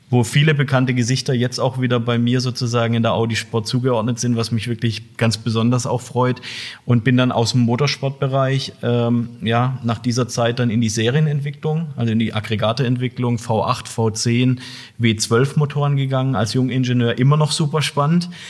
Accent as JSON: {"language": "German", "town": "Heilbronn", "region": "Baden-Württemberg", "country": "Germany", "tie": "born or raised there", "said": "Ich bin hier in der Region groß geworden, ja, bin in Heilbronn geboren. Von daher freut es mich auch wirklich, heute hier zu sein, in meiner Geburtsstadt sozusagen"}